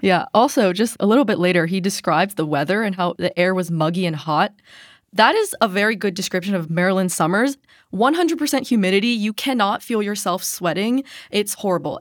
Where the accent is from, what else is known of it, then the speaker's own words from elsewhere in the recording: Baltimore, Maryland, United States; I am from Baltimore, so I grew up in Maryland